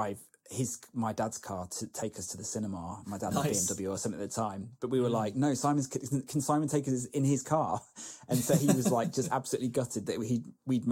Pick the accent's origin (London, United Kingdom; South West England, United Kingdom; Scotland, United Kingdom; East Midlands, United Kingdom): East Midlands, United Kingdom; Lincolnshire; where I grew up in Lincolnshire, the local newspaper was the Lincolnshire Echo